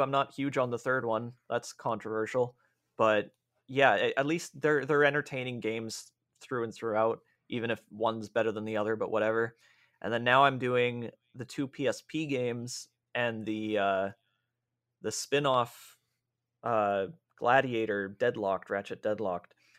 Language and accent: English; Canada